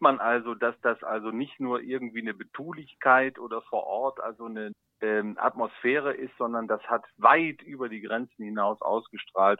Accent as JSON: {"language": "German", "town": "Moers", "region": "North Rhine-Westphalia", "country": "Germany", "tie": "born or raised there", "said": "hier in Mörs bei mir in meiner Heimatgemeinde"}